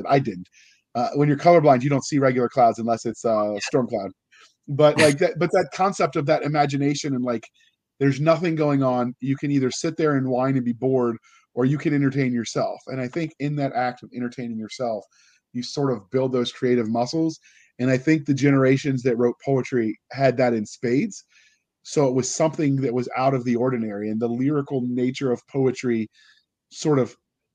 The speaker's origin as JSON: {"language": "English", "country": "United States", "said": "as an American who went through American public school"}